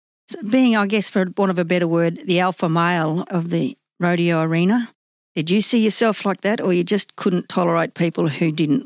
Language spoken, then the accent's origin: English; Theodore, Queensland, Australia; I hail from Theodore